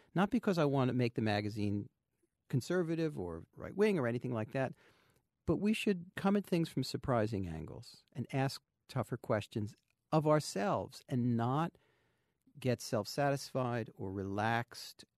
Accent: New Jersey, United States; I grew up in New Jersey

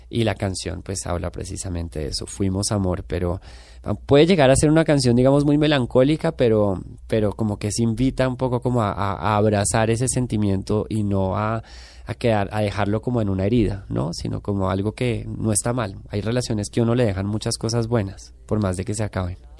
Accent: Bogotá, Colombia; moved away as an adult; now in Mexico; quién soy como colombiano, como persona que nació en Bogotá, en los 80

